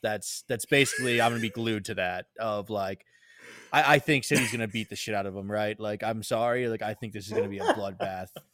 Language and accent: English; United States